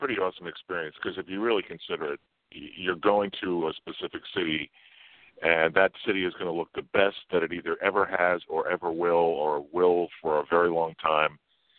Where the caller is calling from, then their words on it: Sag Harbor, New York, United States; I'm out on the east end of Long Island in Sag Harbor.